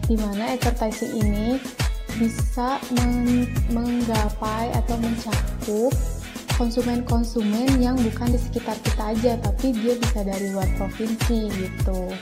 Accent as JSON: {"language": "Indonesian", "town": "Bandung", "region": "West Java", "country": "Indonesia", "said": "Sudah jelas dong ya, berarti asalku dari Bandung."}